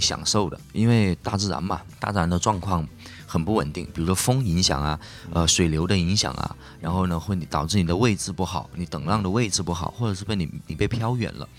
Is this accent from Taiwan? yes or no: no; Hainan, China; 因为我土生土长在海南嘛